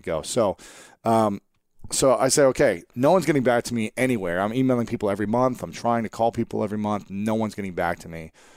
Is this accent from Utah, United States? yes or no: no; Ohio, United States; moved away as an adult; also born or lived in New York; I'm here from Ohio